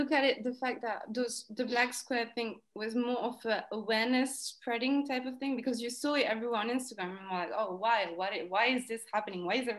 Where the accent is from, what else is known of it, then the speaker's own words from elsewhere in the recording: India; now in United Kingdom; I was like I'm Indian, and like there's no good temples around.